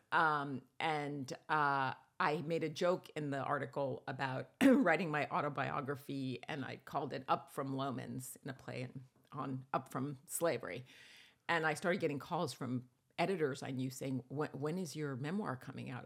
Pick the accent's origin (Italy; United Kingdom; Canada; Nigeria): Italy; Rome, Lazio; I was born in Rome.